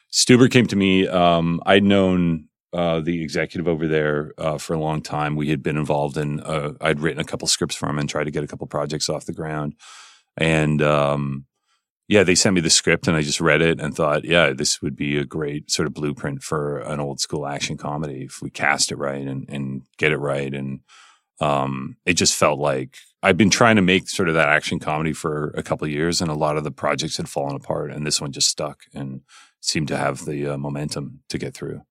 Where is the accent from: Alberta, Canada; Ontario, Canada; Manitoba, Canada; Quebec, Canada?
Alberta, Canada; Calgary; I was growing up in Calgary